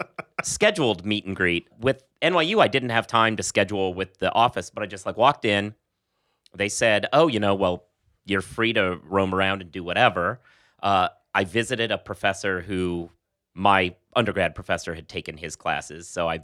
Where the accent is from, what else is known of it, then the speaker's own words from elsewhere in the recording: West Coast, United States; I'm coming from the West Coast.